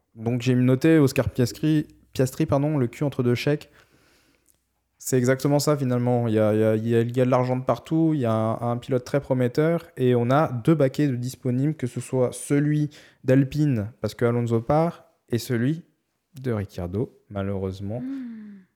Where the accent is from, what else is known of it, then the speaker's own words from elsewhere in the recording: France; on est français